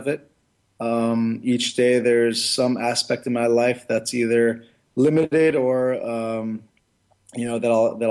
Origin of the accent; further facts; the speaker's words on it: United States; I was born in the United States and brought up in this country